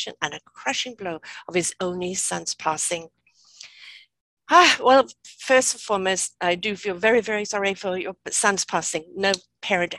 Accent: England, United Kingdom; I'm from England

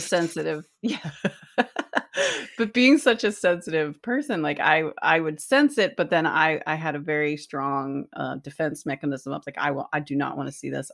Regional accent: East Coast, United States; growing up on the East Coast

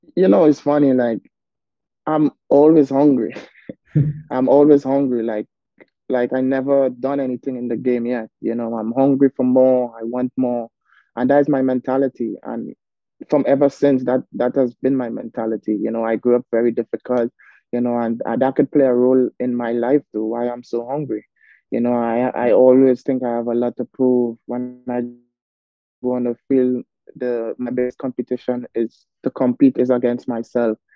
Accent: Arima, Trinidad & Tobago; as a young kid growing up in Arima, born and raised in Arima

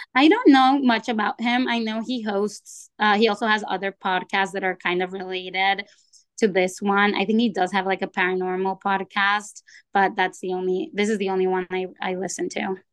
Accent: Mexico; also born or lived in Tucson, United States; now in Chicago, United States; I was raised in Mexico

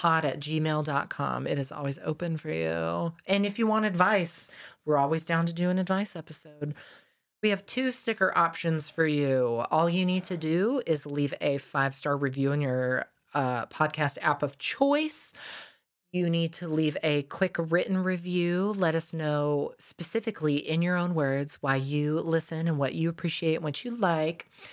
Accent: the South, United States; growing up in the South in school

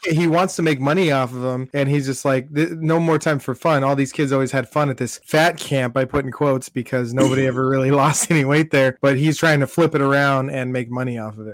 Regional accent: Southern California, United States; I grew up in Southern California, so everything was outdoors

